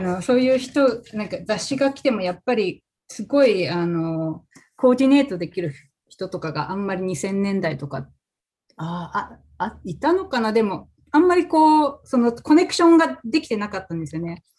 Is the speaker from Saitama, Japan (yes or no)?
yes; Fukaya, Saitama, Japan; now in Portland, United States; 私は埼玉県の深谷市というところで生ま生まれ育ちなんですけれども